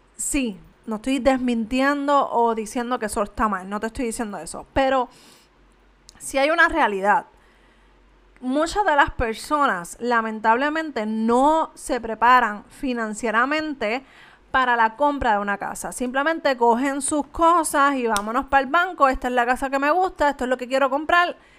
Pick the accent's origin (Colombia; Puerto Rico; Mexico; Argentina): Puerto Rico; Canóvanas; yo soy de Canovanas